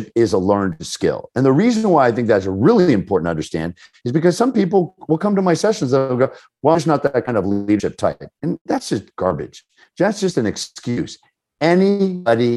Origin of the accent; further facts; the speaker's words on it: Washington metropolitan area, United States; I grew up in the Washington metropolitan area